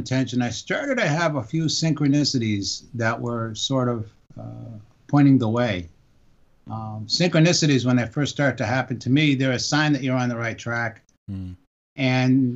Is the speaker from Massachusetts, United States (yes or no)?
yes; Boston, Massachusetts, United States; now in San Diego, United States; I grew up in Dorchester and Boston